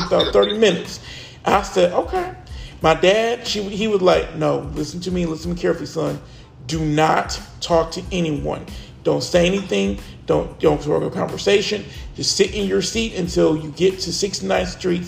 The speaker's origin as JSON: {"language": "English", "region": "the South", "country": "United States", "said": "I'm from the South"}